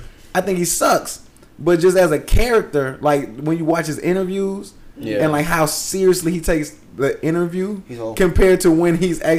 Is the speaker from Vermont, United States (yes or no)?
yes; Vermont, United States; What do you want? I'm from Vermont. I'm from Vermont.